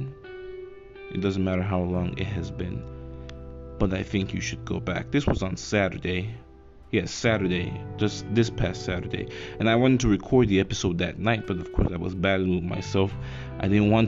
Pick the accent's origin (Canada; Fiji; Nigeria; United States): Nigeria; I live in Nigeria. I'm a Nigerian.